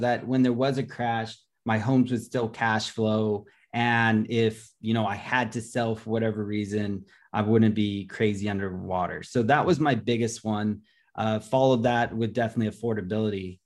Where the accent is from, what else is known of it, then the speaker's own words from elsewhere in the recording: Los Angeles, California, United States; I'm from Los Angeles, California